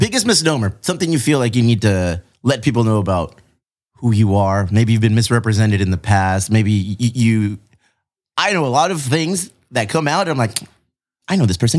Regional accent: Bonita, California, United States; also born or lived in Eastlake, Chula Vista; I grew up on the east side. I grew up in Bonita

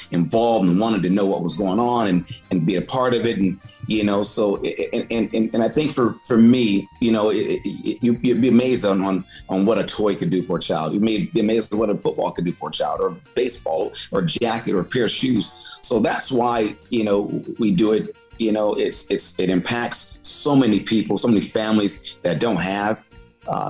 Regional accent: Los Angeles and Salinas, California, United States; also born or lived in Inglewood, California; Raised part of my life in L.A. I'm also raised here in Salinas.

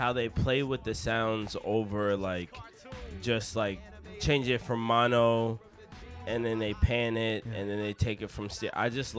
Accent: Kansas, United States; I'm from Kansas.

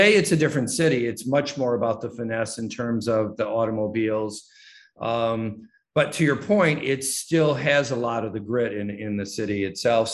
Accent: Detroit, Michigan, United States; I grew up in Detroit

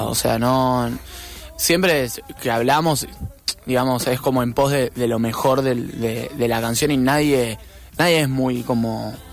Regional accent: Argentina; como buen argentino

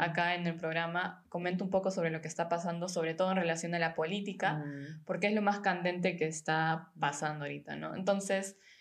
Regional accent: Peru; moved away as an adult; now in Germany; soy de Perú, tengo 26 y vivo hace un tiempo en Alemania

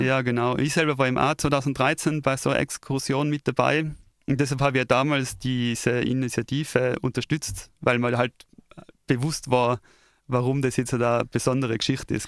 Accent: Tyrol, Austria; als Tiroler

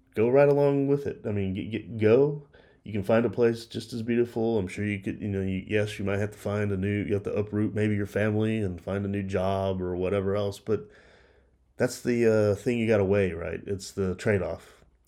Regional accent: Texas, United States; it's my home state of Texas, or at least a part of it that I live

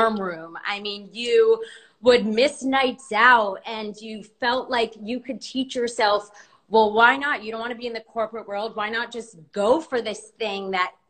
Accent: United States; American women, female entrepreneurs

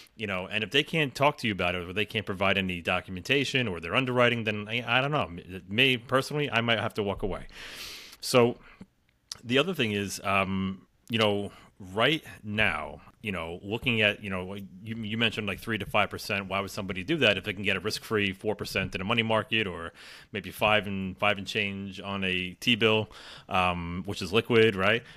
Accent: New York, United States; I'm from New York

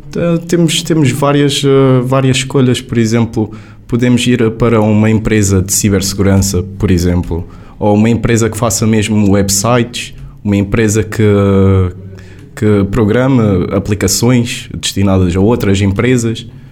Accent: Faro, Algarve, Portugal; moved away as an adult; also born or lived in Lisbon; vou mesmo para a minha terra natal, vou voltar para o Algarve

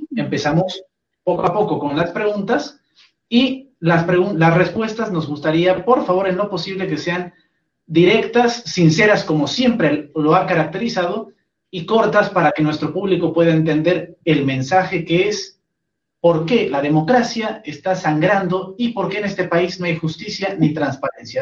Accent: Bolivia; Como boliviano que soy

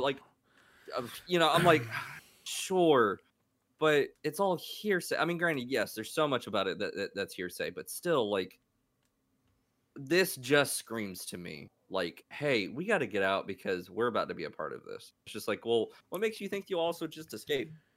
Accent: United States; me being an American

